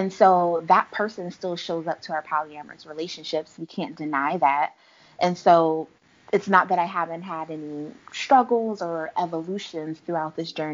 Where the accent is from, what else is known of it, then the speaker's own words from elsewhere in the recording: Philadelphia, Pennsylvania, United States; I am from Philadelphia, and we have a really large Islamic and Muslim community